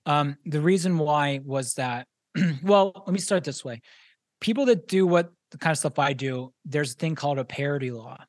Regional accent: Pittsburgh, Pennsylvania, United States; moved away; I'm originally from Pittsburgh

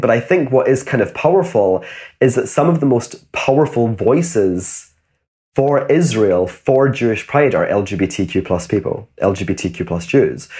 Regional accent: Glasgow, Scotland, United Kingdom; I grew up in Glasgow.

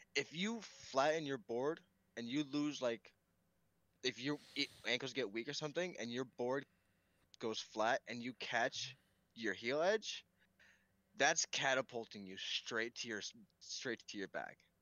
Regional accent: Pennsylvania, United States; also born or lived in New York; I grew up primarily in Pennsylvania, and so that's where the mountains come from

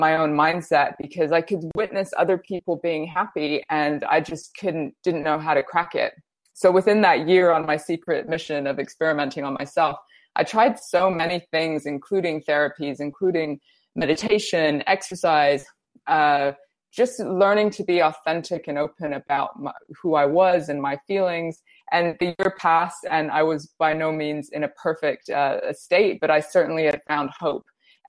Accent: India; also born or lived in Brazil; I grew up in India and Brazil, and I spent time in Russia and Kenya and all over Europe.

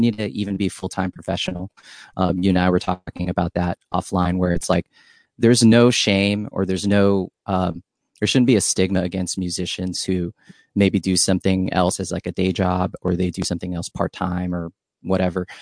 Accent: San Diego, California, United States; also born or lived in Hawaii; I'm from Hawaii, and then I grew up in San Diego

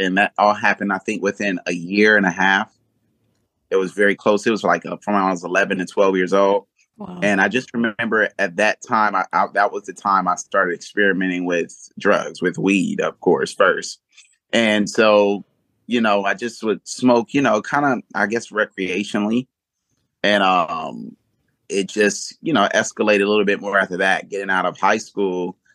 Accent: Los Angeles, California, United States; also born or lived in Georgia; where I grew up in South Central

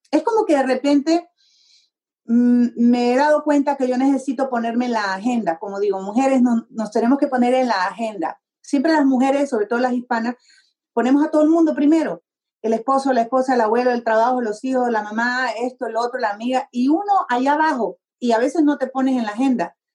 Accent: Honduras; born or raised there; moved away as an adult; also born or lived in Tegucigalpa, Honduras / New Mexico, United States / Texas, United States; now in United States

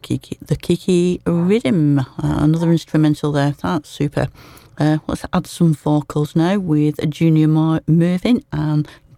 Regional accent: Lancashire, North West England, United Kingdom; accent: broad Lancashire; my broad Lancashire accent

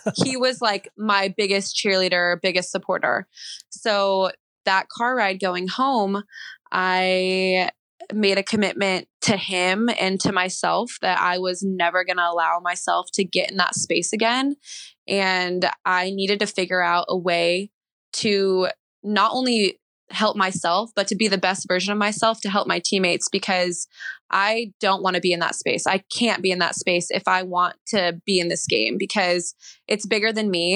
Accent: Ceres, California, United States; moved away as an adult; also born or lived in Seattle, Washington; from Ceres

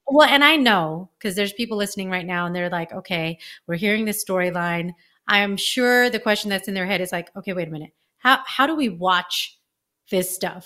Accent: California, United States; I'm from California

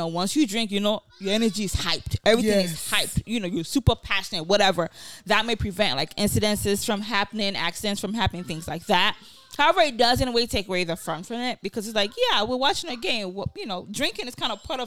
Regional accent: Nigeria; now in United States; growing up in Nigeria

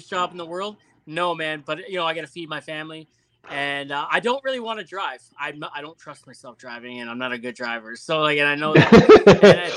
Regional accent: Canada; I'm a Canadian guy

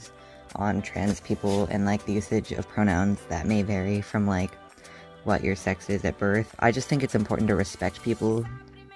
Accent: Fort Bragg, California, United States; I am from Fort Bragg, California, and I am 17 years old

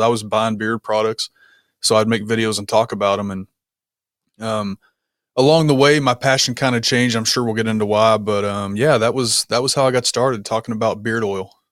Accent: Kentucky, United States; moved away as an adult; also born or lived in Germany; I was born and raised in a small town in Kentucky that probably nobody's really heard of.

